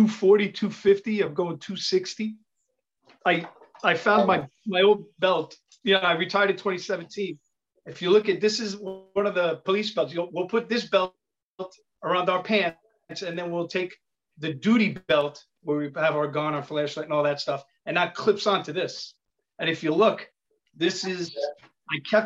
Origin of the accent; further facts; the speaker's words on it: New York City, New York, United States; accent: Italian; I'm from Queens, but I have an Italian accent.